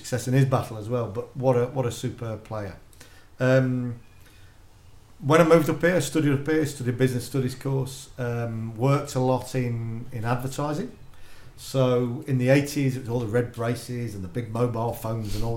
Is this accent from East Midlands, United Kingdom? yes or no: yes; Leicester, East Midlands, United Kingdom; moved away as an adult; also born or lived in Yorkshire / Halifax; now in Huddersfield, United Kingdom; born and bred in the Midlands, in Leicester. And then I moved up to Yorkshire